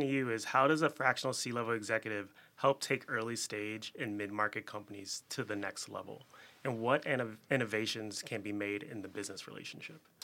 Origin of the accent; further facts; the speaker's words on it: Chicago, Illinois, United States; also born or lived in Philadelphia; Born and raised here in Chicago